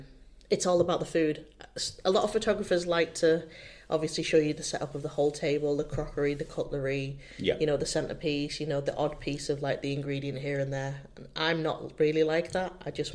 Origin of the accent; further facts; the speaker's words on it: North East England, United Kingdom; now in Bolton, United Kingdom; Well, I'm originally from the Northeast.